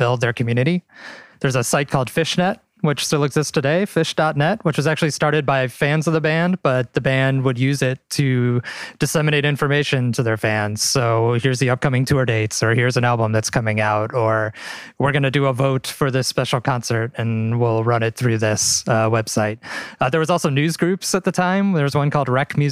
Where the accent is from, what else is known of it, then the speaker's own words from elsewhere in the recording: Midwest, United States; I'm from the Midwest. I've always lived in the Midwest.